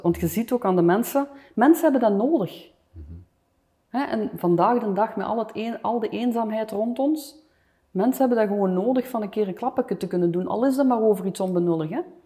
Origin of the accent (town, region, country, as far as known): Flanders, Belgium; moved away as an adult; also born or lived in Los Angeles, United States